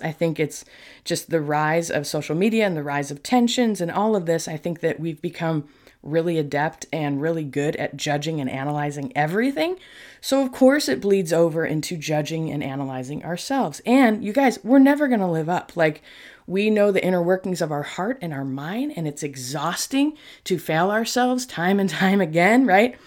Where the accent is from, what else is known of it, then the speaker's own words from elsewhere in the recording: New York, United States; moved away; I was born in New York